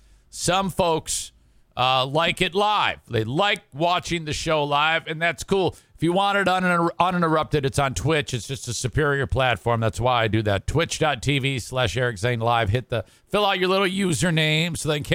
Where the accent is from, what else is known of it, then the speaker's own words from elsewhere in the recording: Detroit, Michigan, United States; where I grew up in Detroit